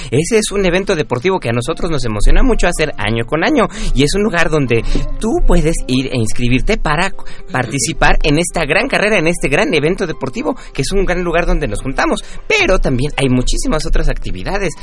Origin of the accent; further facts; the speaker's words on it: Mexico City, Mexico; Yo soy originario de Xochimilco